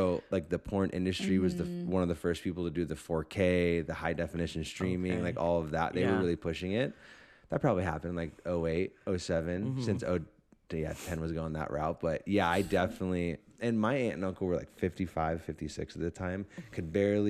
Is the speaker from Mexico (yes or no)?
no; Cave Creek, Arizona, United States; I grew up in Cave Creek, and it was right by the Oregano's now up there